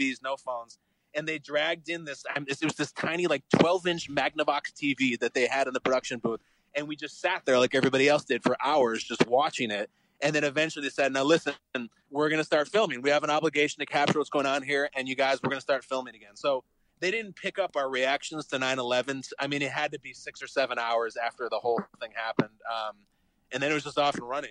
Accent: Chicago, Illinois, United States; moved away as an adult; I grew up in the Chicago suburbs

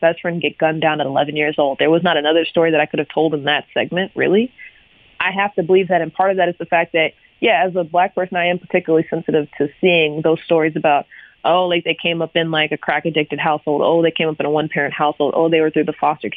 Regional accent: United States; I'm an American. I love the fact that I was born here.

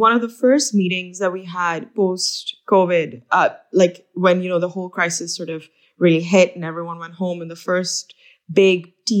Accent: Pakistan; So I am from Pakistan. So my family has been in denim for over 3 decades.

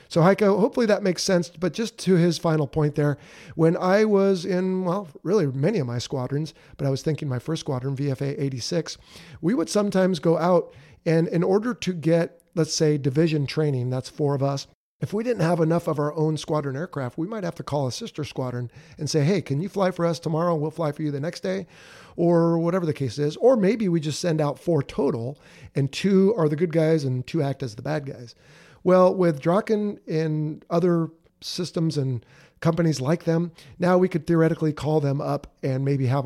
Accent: Fargo, North Dakota, United States; I'm from Fargo, North Dakota.

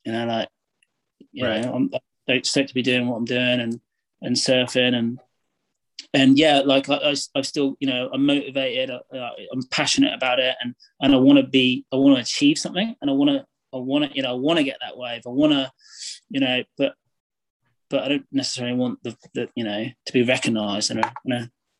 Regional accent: England, United Kingdom; I'm the dude from England

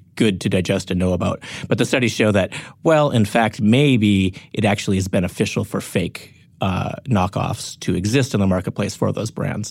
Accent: North Dakota, United States; born or raised there; moved away; also born or lived in Grand Forks, North Dakota

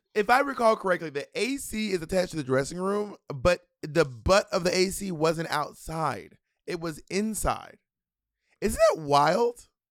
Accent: Georgia, United States; also born or lived in Columbus, Georgia / LaGrange, Georgia / Atlanta, Georgia; I'm from Atlanta, but I, we're from Georgia, but I don't, well, I don't know if you know this, I was actually born in Columbus.

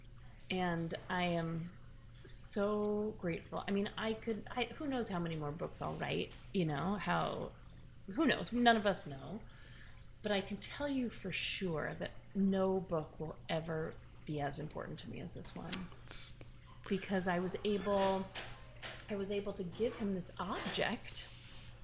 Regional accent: New York, United States; also born or lived in Wisconsin / Brooklyn, New York; I grew up on the Upper West Side

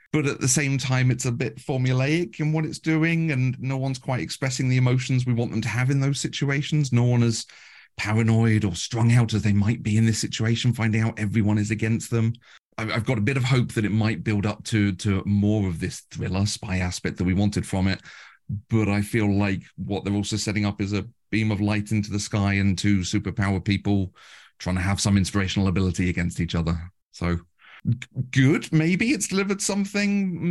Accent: United Kingdom; we're very British

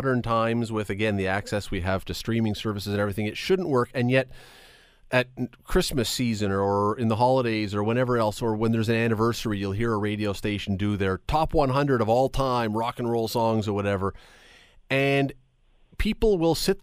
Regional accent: Toronto, Ontario, Canada; I grew up in Toronto

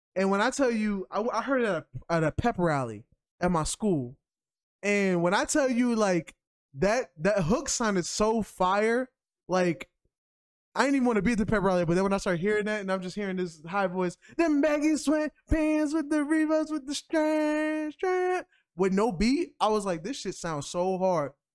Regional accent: New York, United States; as a New Yorker

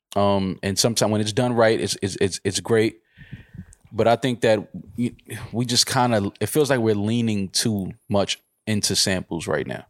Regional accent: United States; I'm American

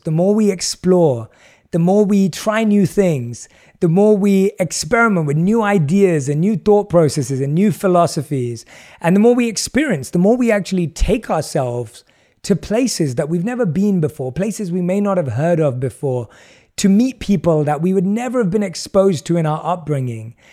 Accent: London, United Kingdom; I was born and raised in London and grew up as an average Londoner.

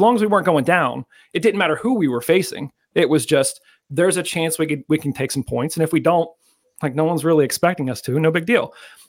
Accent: United States; I'm from the States. I'm over in Pittsburgh.

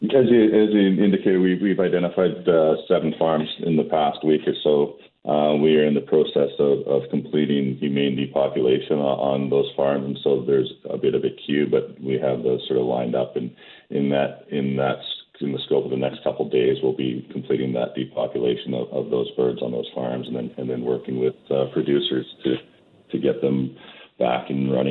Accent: Calgary, Alberta, Canada; I'm from Calgary

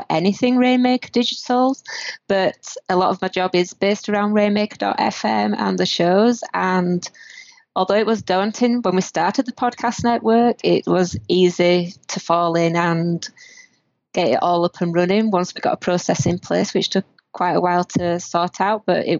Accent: north of Britain, the north of England, United Kingdom; now in Canada; the north of Britain. If anybody has trouble understanding my accent

